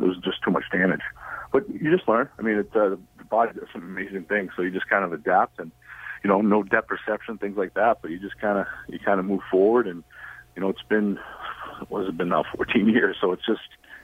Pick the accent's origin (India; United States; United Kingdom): United States; I am American